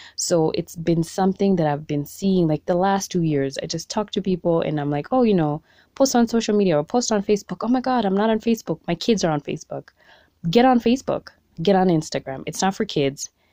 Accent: Kenya; being a Kenyan entrepreneur

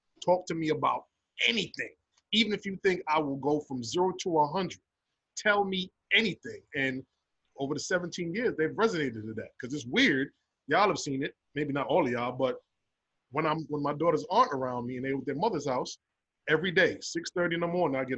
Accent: New York City, New York, United States; me growing up in the Bronx, I never saw my father

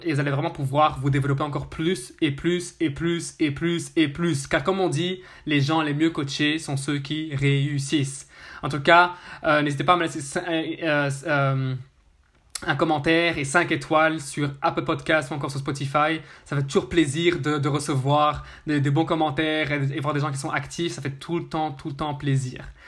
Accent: Brussels, Brussels-Capital Region, Belgium; Je suis de Bruxelles, Belgique

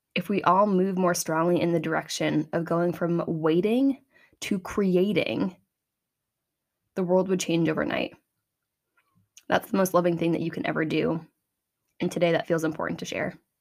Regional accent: Medway, Massachusetts, United States; my hometown is a small community in Massachusetts on the east coast of the United States.

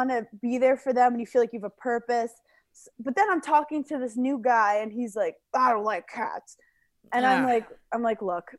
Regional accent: New York City, New York, United States; now in Long Island, United States; I'm from New York City. I love New York City.

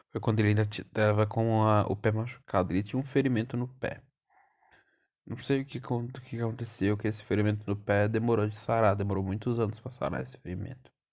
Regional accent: São Paulo, Brazil; eu sou paulistano e meu avô era baiano

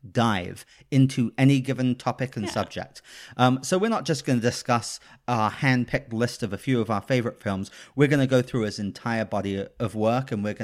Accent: United Kingdom; now in California, United States; I'm British.

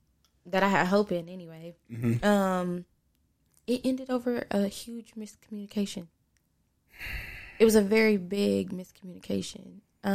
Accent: West Virginia, United States; So I've had friends in West Virginia, because I'm partially from West Virginia.

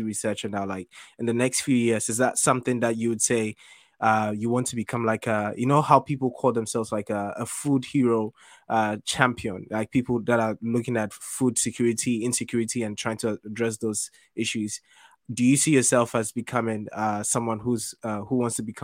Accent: Ghana; we grew up in Ghana.

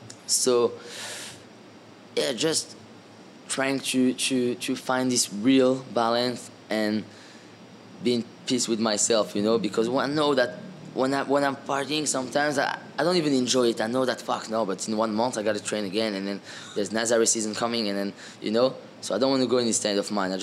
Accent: France; I grew up in France in boarding school with a French team, so I had a good base

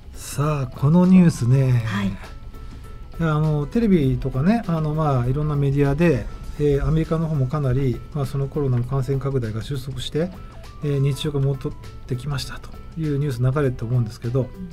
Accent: Tokyo, Japan; 僕もあの地元の東京のねあの区の

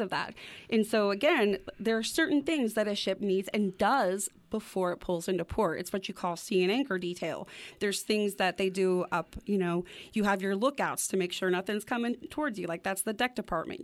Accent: Wyoming, United States; growing up in Wyoming, like, the clear skies

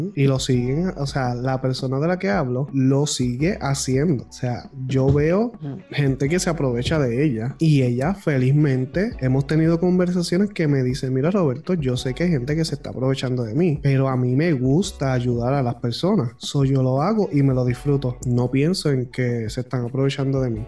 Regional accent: Puerto Rico; Tú y yo somos del pueblo de Calle en Puerto Rico

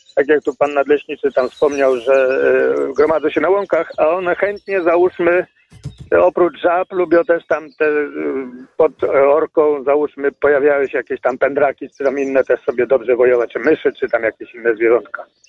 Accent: Baczków, Lesser Poland, Poland; moved away; w moich rodzinnych stronach w okolicach tam y, miejscowość dokładnie Baczków

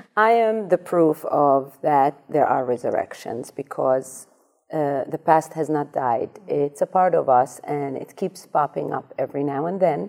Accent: Amsterdam, North Holland, Netherlands; moved away as an adult; also born or lived in Iraq; now in New York, United States; I grew up in Amsterdam

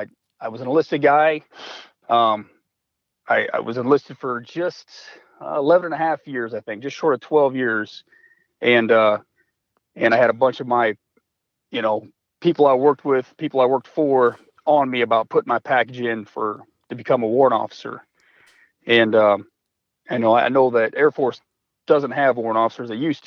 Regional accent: Omaha, Nebraska, United States; moved away as an adult; like you said. I'm from Omaha, Nebraska, originally.

